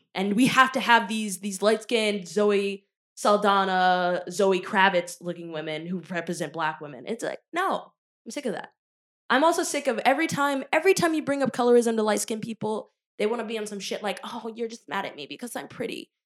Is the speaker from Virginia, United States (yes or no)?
yes; Richmond, Virginia, United States; me growing up in Richmond, Virginia